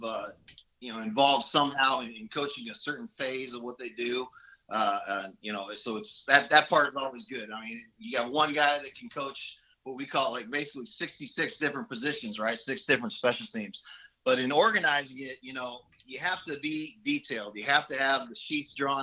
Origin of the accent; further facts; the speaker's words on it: Seattle, Washington, United States; moved away; I'm originally from the Northwest, Seattle, born and raised